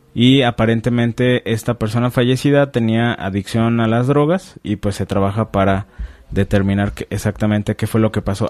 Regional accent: Mexico; como mexicanos

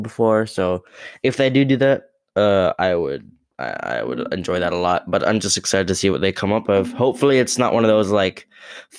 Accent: Australia; Being Australian

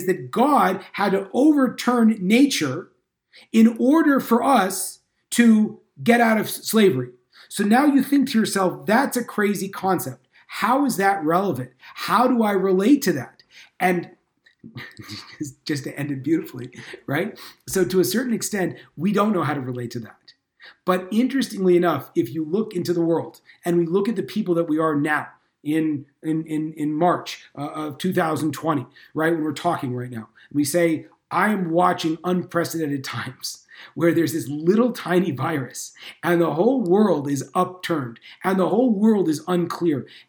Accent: California, United States; moved away; I'm from California originally

